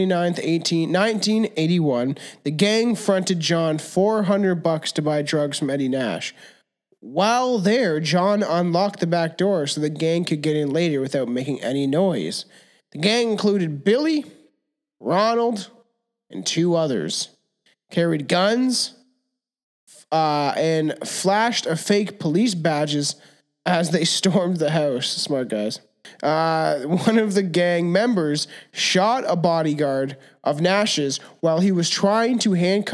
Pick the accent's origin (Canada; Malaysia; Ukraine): Canada; We're Canadian.